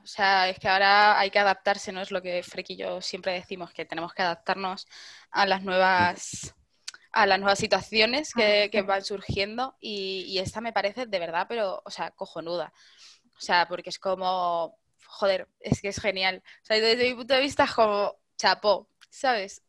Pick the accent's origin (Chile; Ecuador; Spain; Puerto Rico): Spain; Madrid, Community of Madrid; como buena madrileña